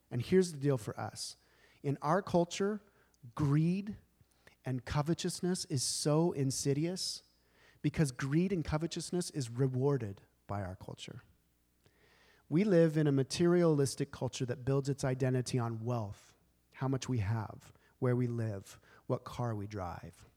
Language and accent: English; United States; as modern Americans